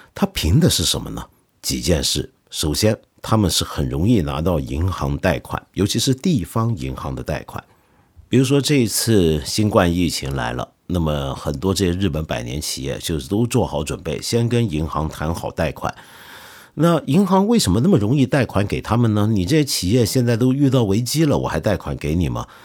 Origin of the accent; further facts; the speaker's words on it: China; 我们中国人人人都会打乒乓球